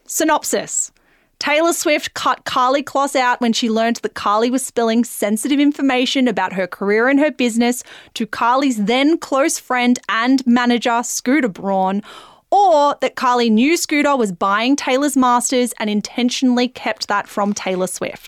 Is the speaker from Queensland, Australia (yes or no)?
no; Melbourne, Victoria, Australia; We're from Melbourne